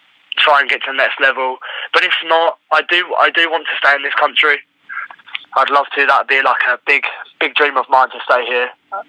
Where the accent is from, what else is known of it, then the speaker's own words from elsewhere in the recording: England, United Kingdom; moved away as an adult; now in United States; Whereas England's a good country. I mean, it's my home country. I love it to bits.